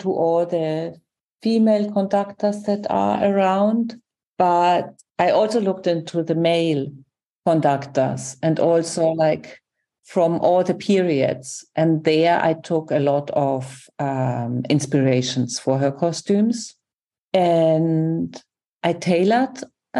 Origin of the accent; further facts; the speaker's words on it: Germany; I'm from Germany.